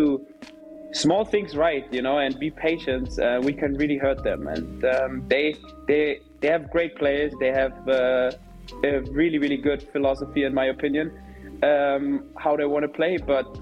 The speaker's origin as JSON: {"language": "English", "region": "Berlin", "country": "Germany", "tie": "born or raised there", "moved": "as an adult", "lives_now": "Nashville, United States", "said": "Hertha is my hometown. Everyone knows that. You know, I grew up there"}